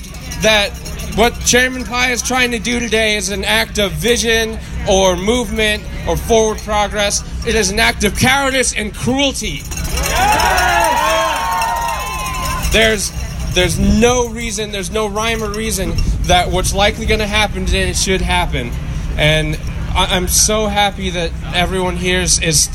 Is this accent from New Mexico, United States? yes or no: yes; New Mexico, United States; I'm from New Mexico. Over half of our population is rural